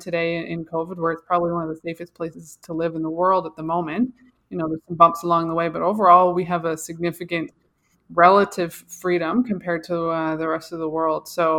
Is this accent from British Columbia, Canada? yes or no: no; Bath, New Brunswick, Canada; also born or lived in Saskatchewan; So I grew up in New Brunswick, technically born in Saskatchewan, spent my first 2 years there, but really raised in New Brunswick.